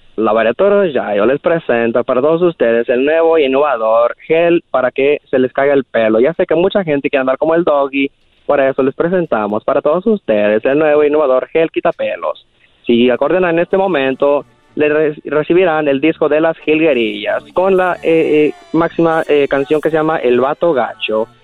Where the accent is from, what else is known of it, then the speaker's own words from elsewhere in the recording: Guadalajara, Jalisco, Mexico; also born or lived in Zacatecas; now in Modesto, United States; soy de allá de Jalisco y Zacatecas